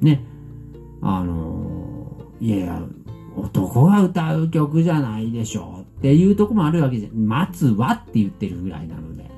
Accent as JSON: {"language": "Japanese", "region": "Fukuoka", "country": "Japan", "said": "我々福岡から"}